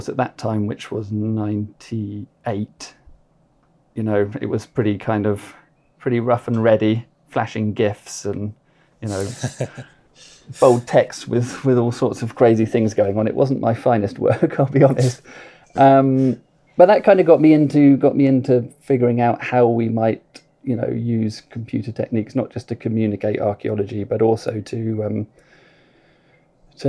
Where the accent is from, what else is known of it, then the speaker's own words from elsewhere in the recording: Arundel, South East England, United Kingdom; I grew up in Arundel in West Sussex